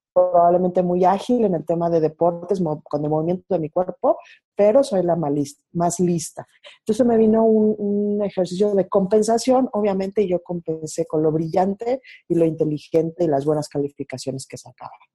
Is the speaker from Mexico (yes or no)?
yes; Mexico City, Mexico; yo nací en la Ciudad de México, me crié aquí